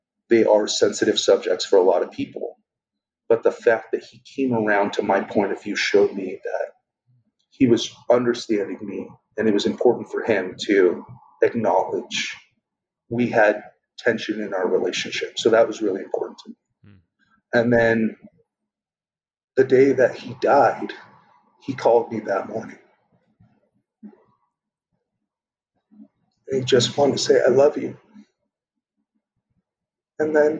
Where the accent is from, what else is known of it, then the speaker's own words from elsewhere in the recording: Torrance, California, United States; also born or lived in Harbor City, Los Angeles; growing up in Torrance and living in Harbor City, which is where my parents' condo was